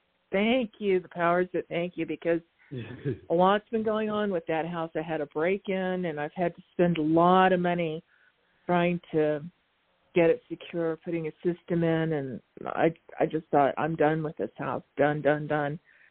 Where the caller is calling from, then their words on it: Arizona, United States; from Arizona, thank you for taking my call.